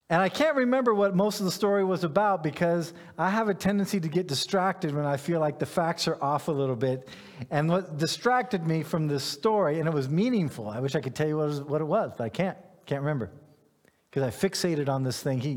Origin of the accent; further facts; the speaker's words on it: Ghana; I grew up in, in West Africa. I grew up in Ghana. I had pineapples growing in my yard.